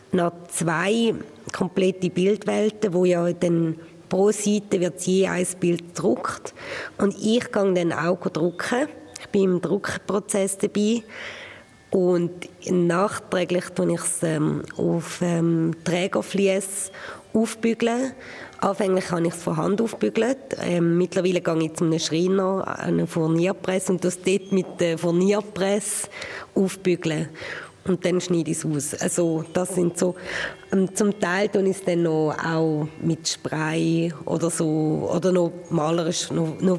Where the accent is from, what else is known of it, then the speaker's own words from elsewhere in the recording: Graubünden, Switzerland; aber so als Bündnerin auch akzeptiert zu werden, oder? Das ist schon noch speziell.